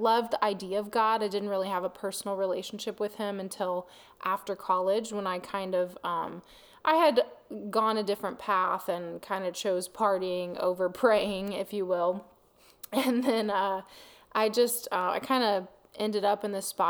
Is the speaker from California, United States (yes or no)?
no; Eugene, Missouri, United States; moved away as an adult; also born or lived in Warrensburg, Missouri; now in Texas, United States; I was born and raised in Eugene, Missouri